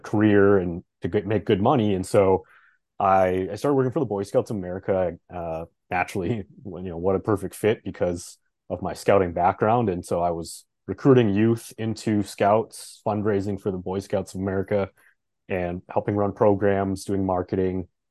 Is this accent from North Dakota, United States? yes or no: yes; Fargo, North Dakota, United States; moved away as an adult; now in Minneapolis, United States; We've been in Fargo for a long time.